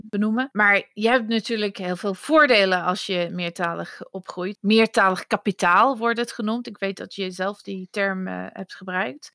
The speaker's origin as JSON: {"language": "Dutch", "country": "United Kingdom", "second_language": "Dutch", "moved": "as an adult", "lives_now": "Netherlands", "said": "in het Verenigd Koninkrijk waar ik vandaan kom"}